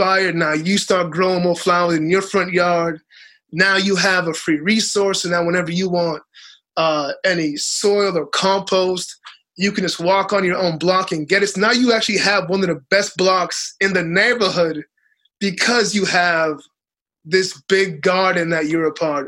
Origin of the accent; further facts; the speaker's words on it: Boston, Massachusetts, United States; also born or lived in Dominica; I grew up in Boston, but I grew up with all of my aunties always planting things